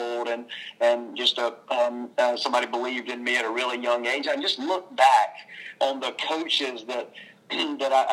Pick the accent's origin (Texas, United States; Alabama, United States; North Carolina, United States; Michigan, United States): Alabama, United States; Childersburg; I grew up in small town Alabama. You probably wouldn't have ever thought that from my accent. I'm from Childersburg, Alabama